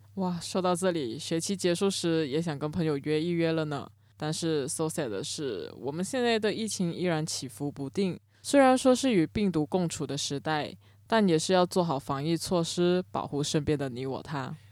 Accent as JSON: {"language": "Chinese", "area": "Cameron Highlands", "region": "Pahang", "country": "Malaysia", "tie": "born or raised there", "said": "我的家乡金马伦也是个容易发生水灾的地方，奶奶家甚至是在河边，每到梅雨季节都会担心家里淹水"}